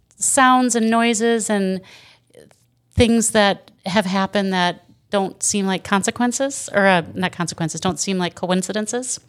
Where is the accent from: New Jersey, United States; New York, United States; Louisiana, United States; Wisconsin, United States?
Wisconsin, United States; also born or lived in Burnsville, Minnesota; now in Otter Tail, United States; I lived in Wisconsin when I was a kid